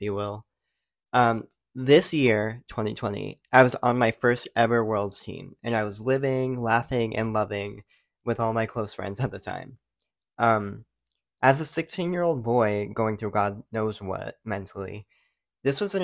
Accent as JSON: {"language": "English", "region": "Rhode Island", "country": "United States", "tie": "born or raised there", "also_born_or_lived": "Knoxville, Tennessee", "moved": "as an adult", "said": "I did 9 years of competitive cheer in my home state, Rhode Island"}